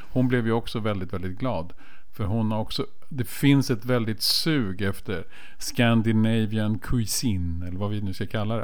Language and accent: Swedish; Stockholm, Stockholm County, Sweden; jag har ju redan avslöjat mig som stockholmare